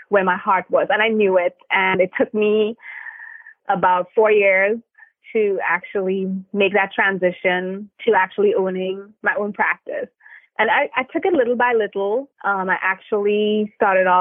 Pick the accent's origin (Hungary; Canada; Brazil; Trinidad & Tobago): Trinidad & Tobago; now in United States; I am originally from Trinidad and Tobago, small twin islands in the Caribbean